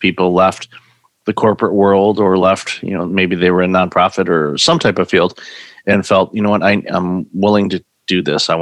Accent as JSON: {"language": "English", "town": "Detroit", "region": "Michigan", "country": "United States", "tie": "born or raised there", "said": "growing up in the Detroit area"}